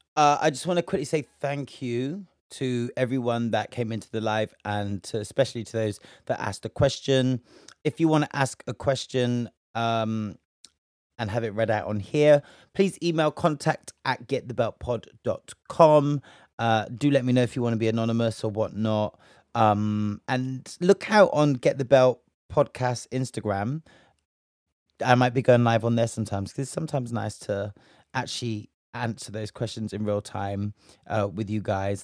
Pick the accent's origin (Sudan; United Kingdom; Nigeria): United Kingdom; we're just from Britain